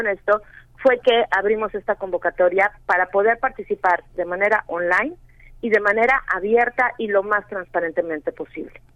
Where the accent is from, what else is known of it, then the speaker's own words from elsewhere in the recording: Mexico; los mexicanos